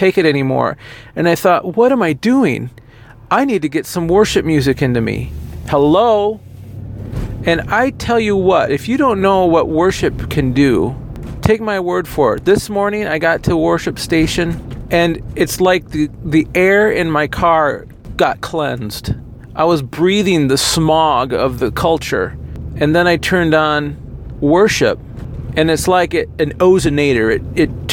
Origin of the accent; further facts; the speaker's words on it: United States; as an American